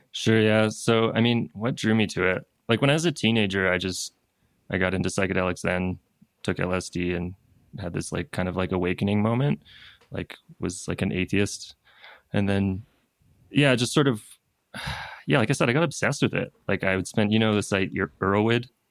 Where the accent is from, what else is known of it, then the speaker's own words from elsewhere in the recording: East Coast of Canada, Canada; moved away as an adult; now in Peru; I'm from the East Coast of Canada